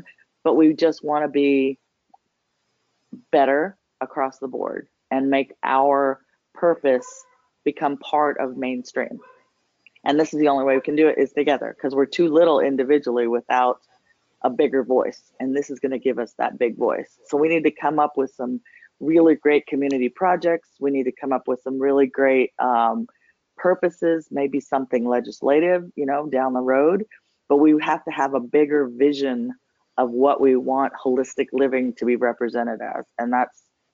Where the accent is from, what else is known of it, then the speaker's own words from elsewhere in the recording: New Mexico, United States; moved away as an adult; also born or lived in Washington, D.C.; now in Georgia, United States; I'm from New Mexico.